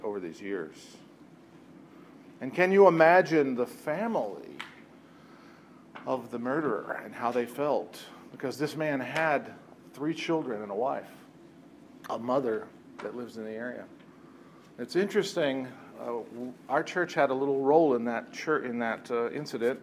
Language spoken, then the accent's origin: English; Lancaster County, Pennsylvania, United States; we're from Lancaster County